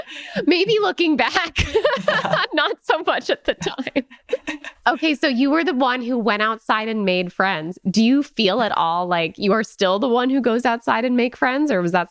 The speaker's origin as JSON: {"language": "English", "region": "Connecticut", "country": "United States", "said": "I'm from Connecticut."}